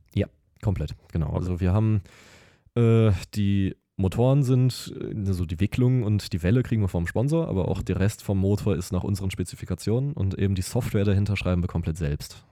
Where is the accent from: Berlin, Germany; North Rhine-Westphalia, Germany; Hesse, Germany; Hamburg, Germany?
North Rhine-Westphalia, Germany; Lüdenscheid; moved away as an adult; now in Siegen, Germany; ich komme eigentlich aus Lüdenscheid